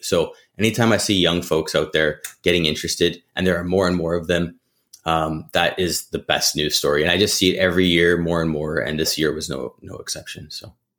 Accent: Alberta, Canada; I grew up birding in Alberta

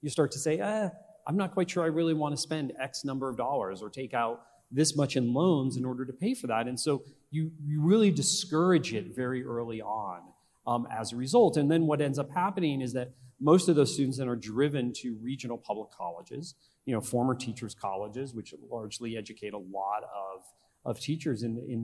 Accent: Northeastern Pennsylvania, United States; When I was growing up in Northeastern Pennsylvania, my father was a teacher

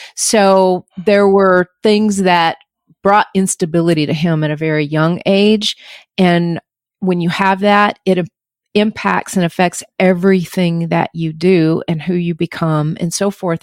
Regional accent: North Georgia mountains, United States; I grew up in the North Georgia mountains

